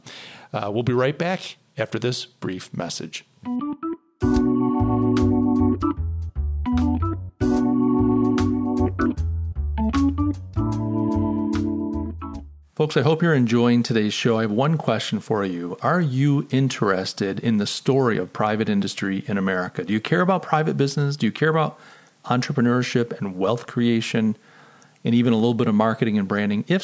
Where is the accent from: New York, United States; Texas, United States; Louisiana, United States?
New York, United States; Rochester; I come from Rochester, so Kodak is the big name